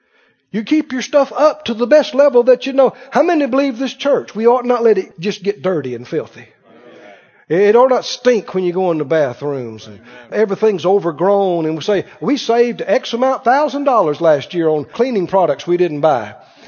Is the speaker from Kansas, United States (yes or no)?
no; Mississippi, United States; You know, we grew up in Mississippi. We had plenty to eat, but we didn't have a lot of stuff.